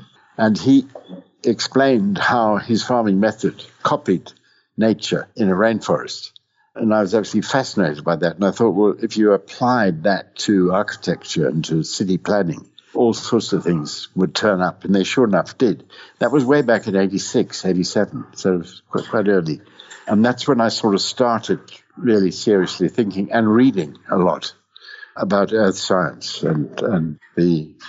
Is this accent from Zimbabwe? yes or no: yes; Zimbabwe; born there; also born or lived in Cape Town, South Africa / Canada / London, United Kingdom; Before that, I went to school in South Africa, in Cape Town, and I was born here in Zimbabwe way back in 1938, and then Canada.